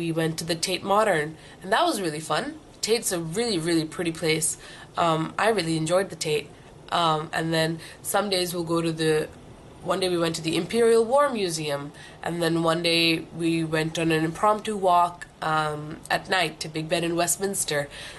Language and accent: English; New Delhi, Delhi, India; also born or lived in Singapore / Vietnam / Philippines; now in London, United Kingdom; Originally I'm from New Delhi, India, but I've lived all over Southeast Asia. I've lived in Singapore, then I moved to Vietnam, then the Philippines, then came back to Singapore, and now I'm here in London